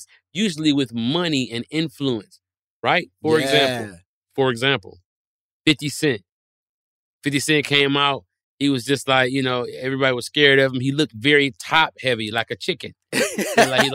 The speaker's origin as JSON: {"language": "English", "town": "Detroit", "region": "Michigan", "country": "United States", "said": "I'm from Detroit where they make cars"}